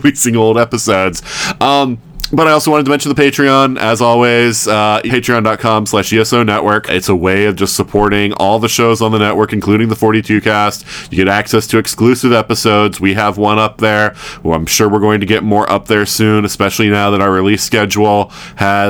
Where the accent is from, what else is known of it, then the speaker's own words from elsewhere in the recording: the South, United States; moved away; I'm from the South